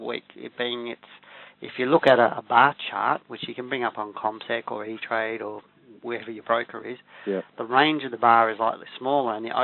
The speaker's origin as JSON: {"language": "English", "town": "Geelong", "region": "Victoria", "country": "Australia", "tie": "born or raised there", "said": "I grew up in Geelong West in a single-parent home."}